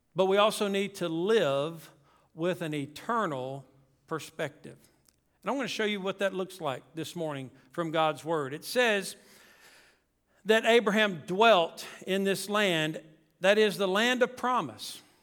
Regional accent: South Louisiana, United States; moved away; also born or lived in Mississippi; We grew up in Louisiana, Tanner and I did, South Louisiana

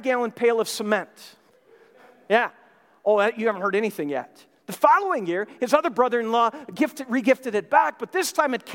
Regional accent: Minnesota, United States; moved away; I'm from Minnesota. I grew up there, have many memories of growing up there in Christmas time

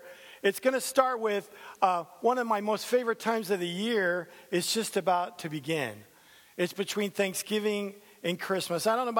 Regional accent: San Diego, California, United States; I'm a San Diego Charger fan. I came from San Diego.

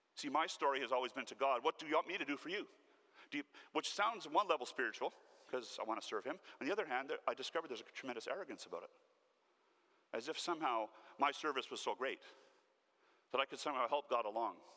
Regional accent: Canada; Born and raised in Newfoundland, the poorest province of our country

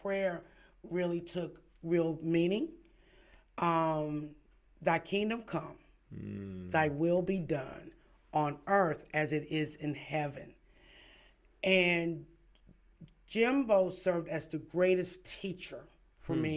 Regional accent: Kinston, North Carolina, United States; moved away; born and raised in Kinston

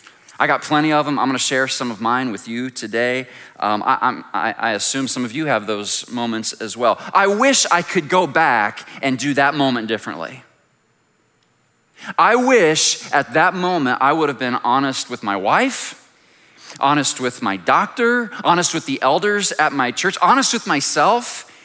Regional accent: Plainfield, Indiana, United States; I grew up in Plainfield and so came over to Vacation Bible School here when I was a kid

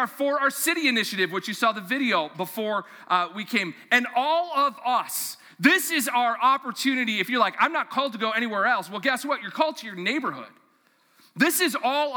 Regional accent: Mahnomen, Minnesota, United States; also born or lived in Fargo-Moorhead; now in Fargo, United States; I grew up in Manoman, Minnesota

